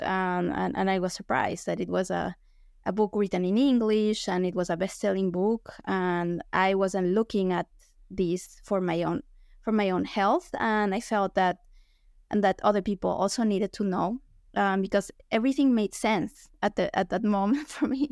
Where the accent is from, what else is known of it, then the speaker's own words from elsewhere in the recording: Quito, Pichincha, Ecuador; moved away as an adult; also born or lived in Illinois, United States; now in United States; I'm from Ecuador